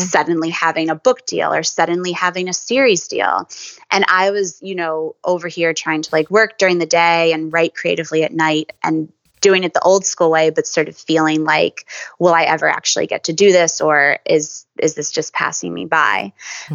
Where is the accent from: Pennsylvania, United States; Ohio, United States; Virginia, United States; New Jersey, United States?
Pennsylvania, United States; moved away as an adult; now in New York, United States; I'm from Pennsylvania, sort of halfway between New York and Philadelphia.